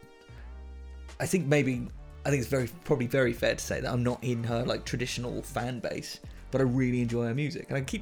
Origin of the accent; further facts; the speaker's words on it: United Kingdom; we're very British.